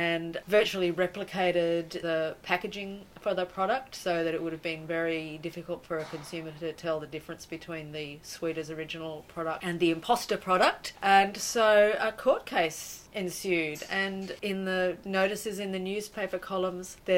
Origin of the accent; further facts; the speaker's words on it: Brisbane, Queensland, Australia; growing up in Brisbane